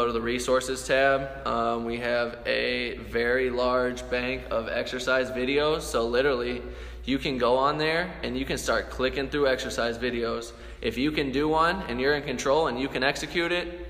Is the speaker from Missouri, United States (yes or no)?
yes; St. Louis, Missouri, United States; We're from St. Louis, we're from the show me state